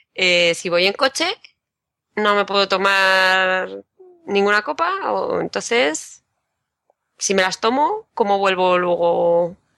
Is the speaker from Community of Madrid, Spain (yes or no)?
yes; Madrid, Community of Madrid, Spain; de Madrid